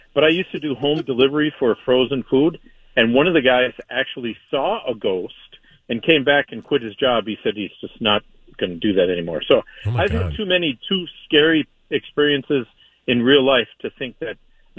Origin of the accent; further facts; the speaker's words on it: Duluth, Minnesota, United States; You know, I'm from the Duluth area